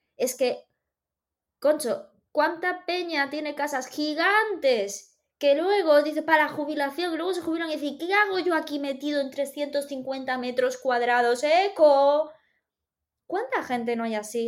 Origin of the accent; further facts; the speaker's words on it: Galicia, Spain; accent: Galician; Tengo acento gallego hoy